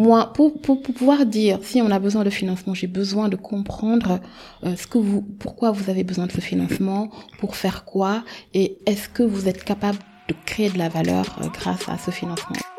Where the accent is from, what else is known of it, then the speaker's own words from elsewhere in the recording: Dakar, Senegal; moved away as an adult; also born or lived in France; sénégalaise. Euh, j'ai grandi au Sénégal, j'ai euh, fait tout mon parcours scolaire, tout mon parcours scolaire ici au Sénégal